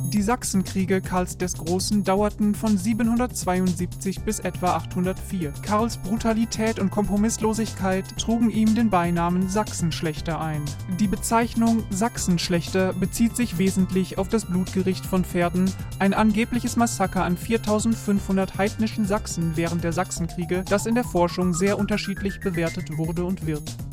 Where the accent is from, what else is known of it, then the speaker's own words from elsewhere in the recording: France; German is a second language; now in Aachen, Germany; Ich komme aus Frankreich